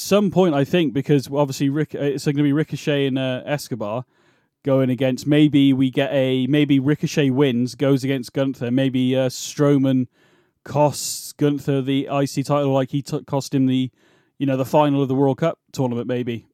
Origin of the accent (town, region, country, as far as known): United Kingdom; accent: British